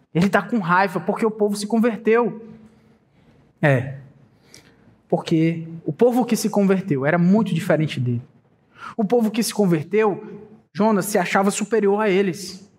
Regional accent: Brazil; Sou brasileiro

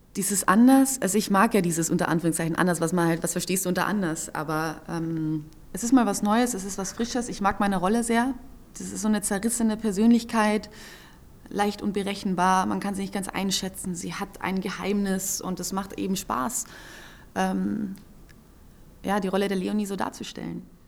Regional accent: Carinthia, Austria; ich bin ja in Kärnten am See aufgewachsen

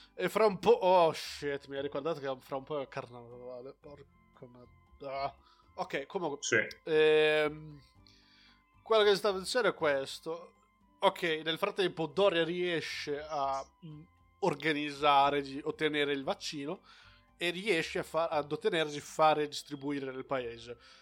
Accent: Brazil; now in Italy; ho la cittadinanza brasiliana e non una cittadinanza italiana

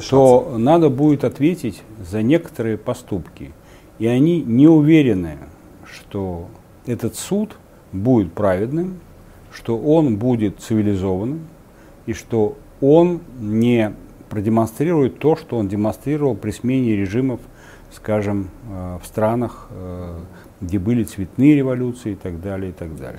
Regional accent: Samara, Samara Oblast, Russia; моего родного города, тогда Куйбышева, а не Самары

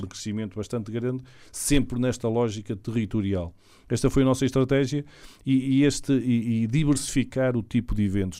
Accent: Portugal

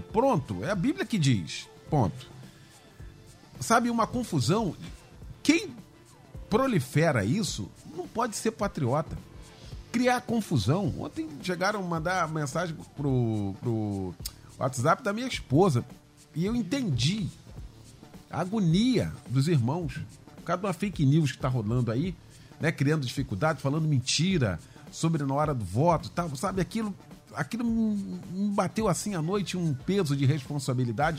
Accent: Brazil; eu sou brasileiro, com muito orgulho

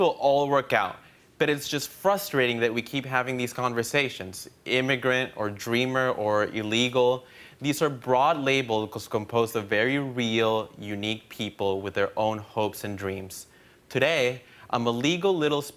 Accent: El Salvador; English is a second language; now in Brooklyn, United States; I grew up in El Salvador watching a lot of American TV. That's part of the reason why I'm fluent in English now

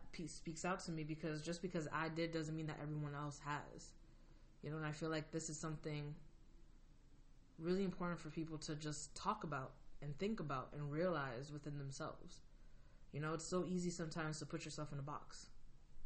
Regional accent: United States; I'm Dominican American, so I'm Latin, you know, I have Latin background, and I was born like immigrant parents. I was first generation here.

